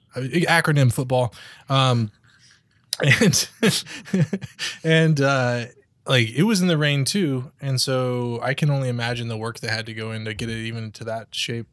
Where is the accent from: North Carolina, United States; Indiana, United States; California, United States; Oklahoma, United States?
Oklahoma, United States; moved away; I'm, I'm from Oklahoma